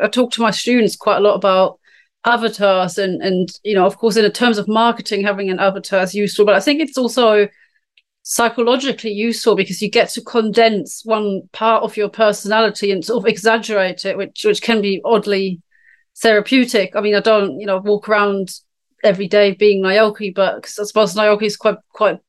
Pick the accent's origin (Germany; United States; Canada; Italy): Germany; moved away as an adult; now in United Kingdom; I'm from Germany.